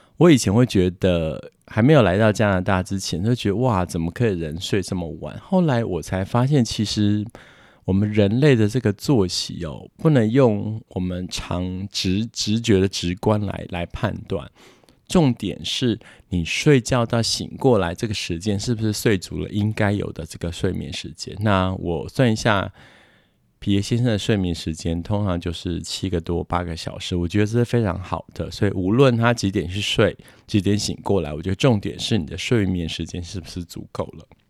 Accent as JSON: {"language": "Chinese", "country": "Taiwan", "moved": "as an adult", "lives_now": "Quebec, Canada", "said": "我们台湾人的生活习惯"}